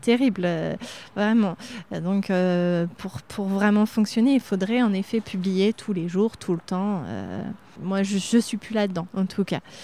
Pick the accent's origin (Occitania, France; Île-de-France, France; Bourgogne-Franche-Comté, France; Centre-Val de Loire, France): Centre-Val de Loire, France; Reuilly; also born or lived in Châteauroux; now in Arthon, France; chez mes parents, c'est à Reuilly, dans les chemins de vigne